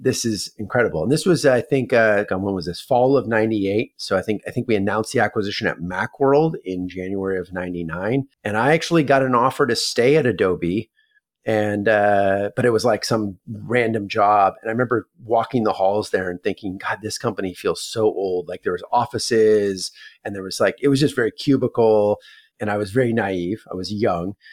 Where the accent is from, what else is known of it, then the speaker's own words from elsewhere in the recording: Palo Alto, California, United States; I was born and raised in Palo Alto, California. I'm a sixth generation Northern Californian